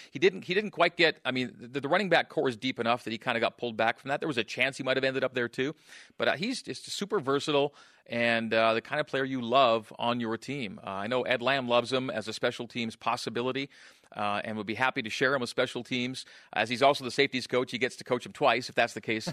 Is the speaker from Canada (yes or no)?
yes; Canada; born or raised there; moved away